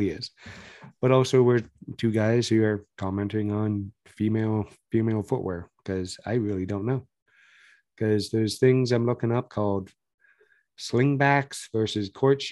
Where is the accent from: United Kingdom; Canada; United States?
Canada; we are Canadian boys